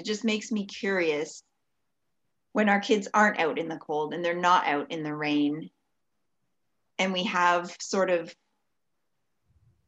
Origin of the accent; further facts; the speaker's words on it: Ontario, Canada; moved away; I grew up in Ontario